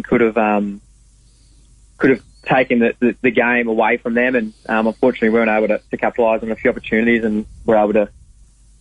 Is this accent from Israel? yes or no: no; Croydon, Victoria, Australia; moved away; Croydon's about 10 minutes out of Warrnambool in southwest Victoria. So I grew up there and played all my footy out there